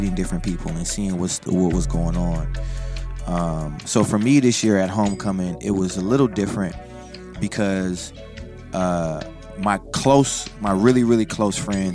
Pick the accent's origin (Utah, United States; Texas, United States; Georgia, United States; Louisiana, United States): Louisiana, United States; New Orleans; now in Los Angeles, United States; I'm from New Orleans, so I got to see a lot of my family. My accent came back completely.